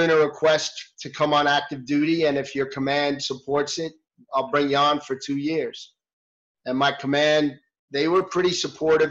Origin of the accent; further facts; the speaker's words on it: New York City, New York, United States; moved away as an adult; I grew up in New York in the city